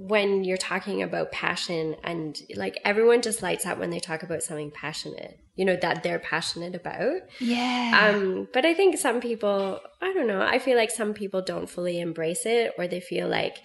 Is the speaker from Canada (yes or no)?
yes; Vancouver, British Columbia, Canada; moved away as an adult; also born or lived in Whistler, Canada; now in Melbourne, Australia; I was born and raised in Canada, in Vancouver